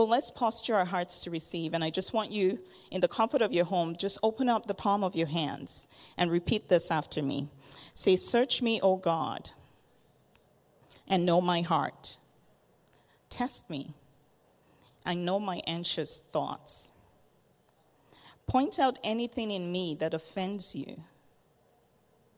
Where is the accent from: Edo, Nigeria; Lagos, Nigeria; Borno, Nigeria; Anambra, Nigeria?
Lagos, Nigeria; also born or lived in Kitchener-Waterloo, Ontario, Canada; I was born in Kitchener, Waterloo. My dad went to grad school there, so our family lived there for a few years, and then moved back to Lagos, Nigeria